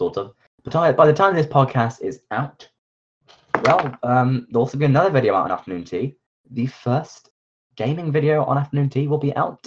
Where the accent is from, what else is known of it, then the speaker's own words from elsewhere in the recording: West Midlands, United Kingdom; The Midlands